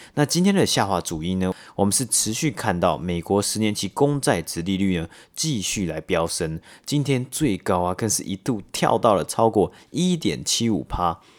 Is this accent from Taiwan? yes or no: yes; Taiwan; moved away as an adult; now in Canada; 我们从台湾，然后来到加拿大好几年嘛，然后其实在台湾以前受的教育里面